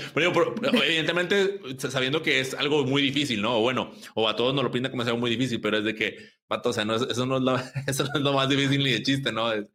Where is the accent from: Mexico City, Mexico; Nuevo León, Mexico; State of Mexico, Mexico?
Nuevo León, Mexico; Monterrey; yo soy de Monterrey